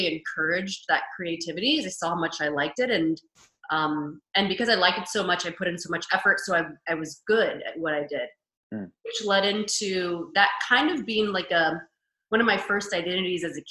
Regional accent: Kansas, United States; moved away as an adult; now in Los Angeles, United States; I currently live in Los Angeles, but I'm from Kansas originally.

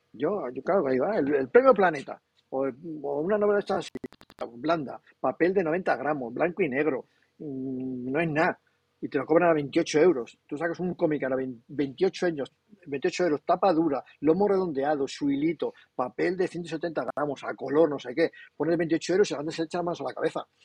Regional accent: Castile and León, Spain; yo que soy muy castellano, en Castilla y León

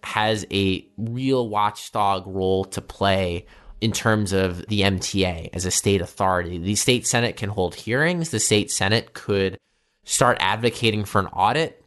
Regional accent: New York City, New York, United States; I grew up here in Bay Ridge

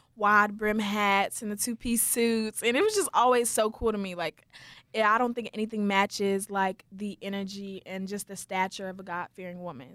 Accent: Wichita Falls, Texas, United States; I was born and raised in Wichita Falls, Texas

